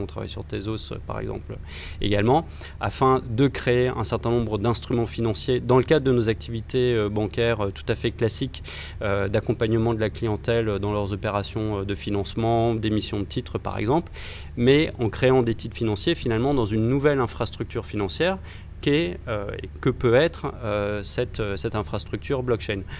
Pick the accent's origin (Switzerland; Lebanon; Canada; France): France; lorsqu'on est français